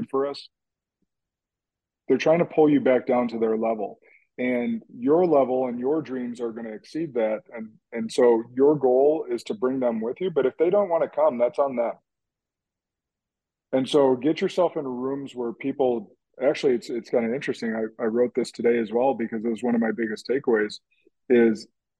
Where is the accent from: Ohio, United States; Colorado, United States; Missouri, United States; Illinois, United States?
Illinois, United States; Central; now in Wisconsin, United States; I grew up in Central Illinois, and before I moved to Wisconsin